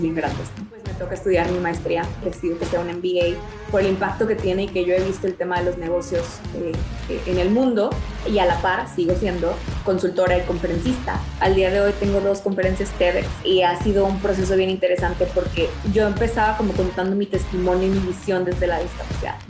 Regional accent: Mexico; soy mexicana

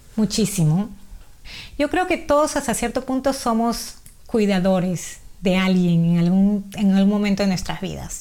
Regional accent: Peru; now in Australia; nacida y criada en Perú, peruana, eh, felizmente casada con dos hijas maravillosas y con más de 30 años aquí en Australia

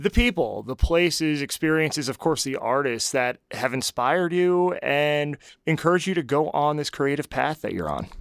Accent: New Jersey, United States; now in Nashville, United States; I'm from New Jersey

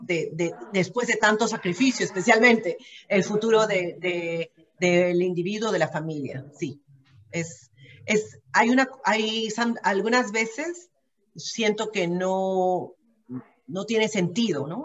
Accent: Peru; moved away as an adult; also born or lived in Ontario, Canada; now in Vancouver, Canada; pero mi origen es peruano, soy peruana

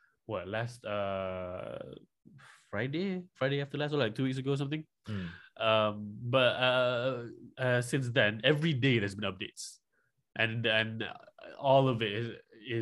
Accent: Malaysia; I'm from Malaysia

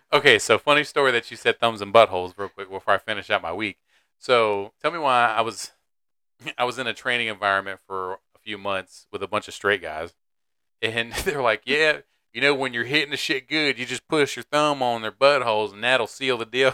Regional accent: Raleigh, North Carolina, United States; first language English; I'm from Raleigh

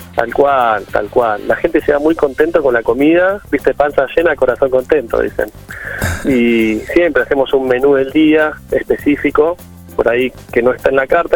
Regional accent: Bahía Blanca, Buenos Aires Province, Argentina; moved away; yo soy de Bahía Blanca, me mudé para escaparme también un poco de la ciudad

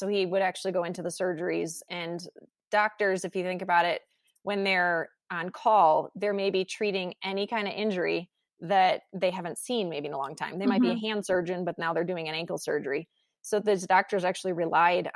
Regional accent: Chicago, Illinois, United States; moved away as an adult; now in Colorado, United States; I was raised in Chicago, which is not exactly the place to have horses

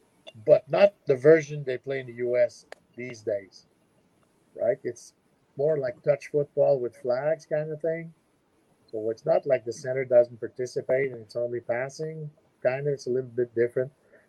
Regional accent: Quebec, Canada; I'm from Quebec, the French part.

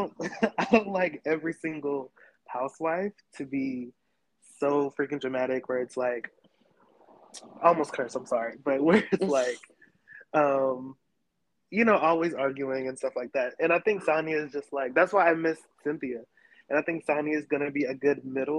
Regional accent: Fayetteville, North Carolina, United States; moved away as an adult; now in Atlanta, United States; I'm from North Carolina. I'm from Fayetteville to be exact

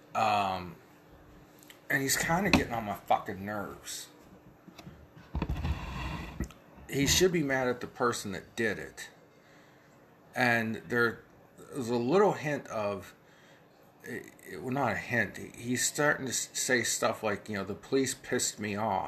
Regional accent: Midwest, United States; now in Ohio, United States; when I was a kid growing up in the Midwest in a small town

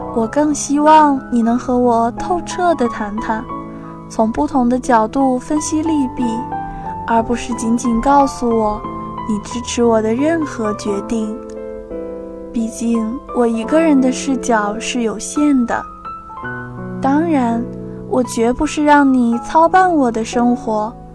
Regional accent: Shanxi, China; moved away as an adult; now in Nanjing, China; 来自山西，我在南京大学

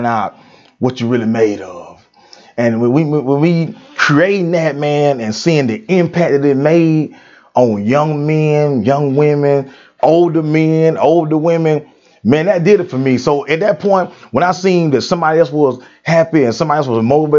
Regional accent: United States; I'm born and raised in Brooks County

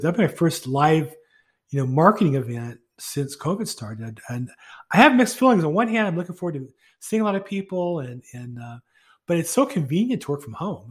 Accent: California, United States; also born or lived in Florida; I grew up here in California

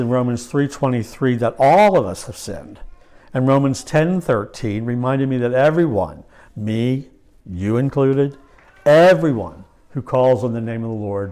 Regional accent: Lancaster County, Pennsylvania, United States; I was raised in Lancaster County by godly parents

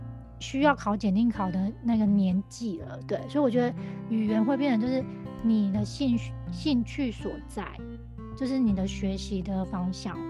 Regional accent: Taiwan; 我觉得真的还蛮值得我们台湾人也可以去看看这个这个角度的东西

